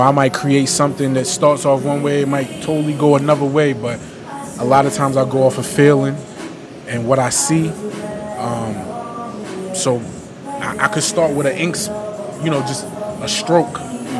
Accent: Eastern Shore, Maryland, United States; also born or lived in Salisbury; I grew up on the Eastern Shore.

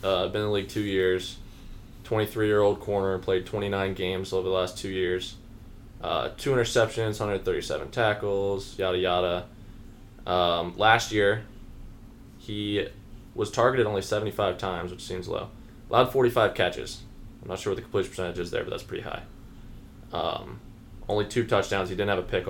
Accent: Lancaster County, Pennsylvania, United States; Born and raised in Lancaster County

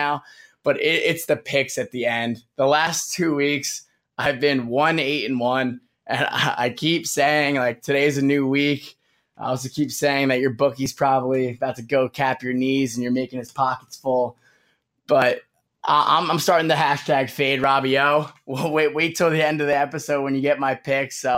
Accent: New York, United States; I'm a New Yorker

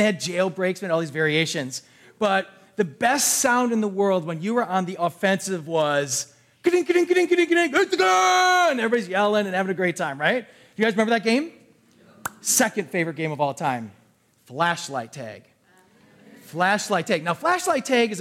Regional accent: New Berlin, United States; I grew up in the New Berlin area, all these different areas

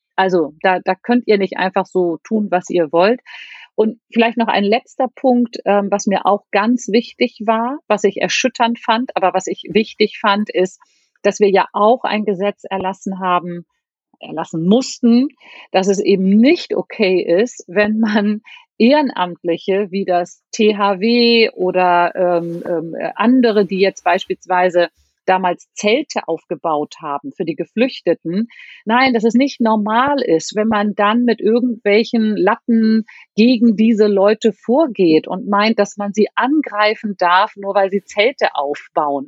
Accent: Hamburg, Germany; als Hamburgerin mit ganz, ganz viel Rückhalt aus meiner Stadt

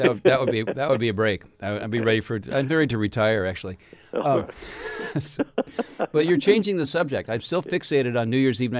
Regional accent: Kirkland, Washington, United States; my hometown of Kirkland across the lake

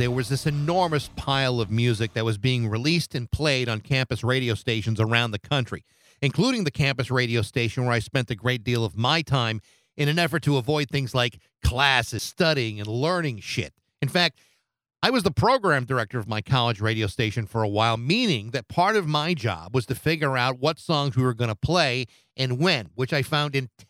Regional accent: Massachusetts, United States; my home state of Massachusetts

